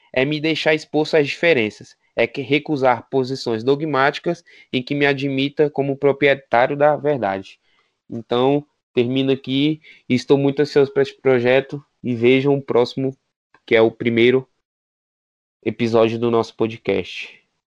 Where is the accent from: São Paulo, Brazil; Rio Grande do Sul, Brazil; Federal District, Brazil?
Federal District, Brazil; Sou daqui do DF